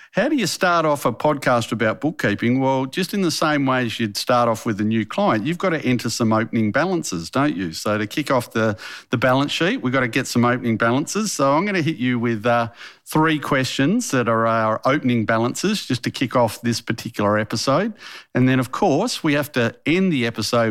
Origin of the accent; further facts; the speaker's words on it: Western Australia, Australia; I'm from Western Australia